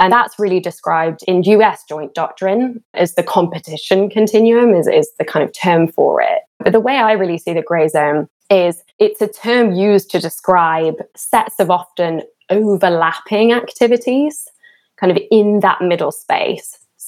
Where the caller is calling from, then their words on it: Washington, District of Columbia, United States; I'm joining from Washington, D.C.